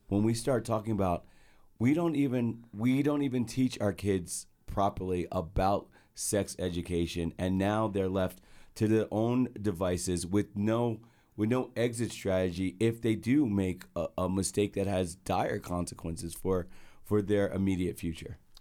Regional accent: Edison, New Jersey, United States; moved away; I'm from Edison, New Jersey

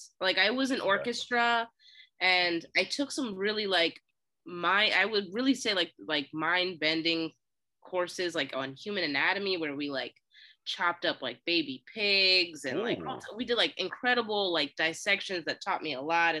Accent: Philadelphia, Pennsylvania, United States; Why do you keep saying I'm from Pittsburgh? I'm from Philly. Listen to me.

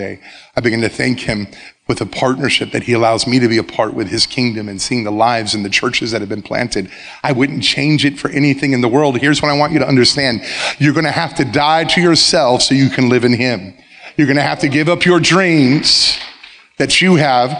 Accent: South Florida, United States; moved away as an adult; also born or lived in Baker County, Florida; I started at John I. Leonard High School, my hometown. The high school I graduated from

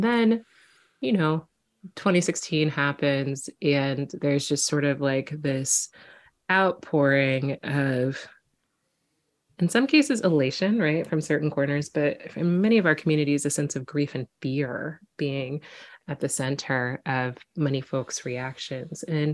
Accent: Quincy, Illinois, United States; a little Black girl growing up in Quincy, Illinois

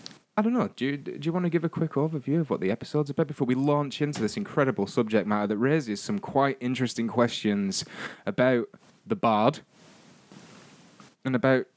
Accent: Northern England, United Kingdom; someone who's half English and half Scottish and all Northern.

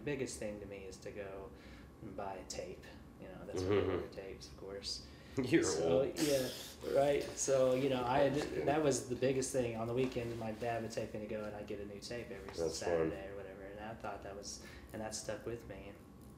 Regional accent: Oklahoma, United States; now in Kansas City, United States; I'm from Oklahoma

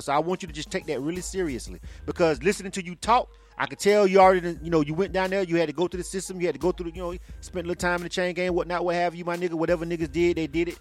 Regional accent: Panama City, Florida, United States; now in Atlanta, United States; I'm born and raised in Florida. I'm from Panama City.

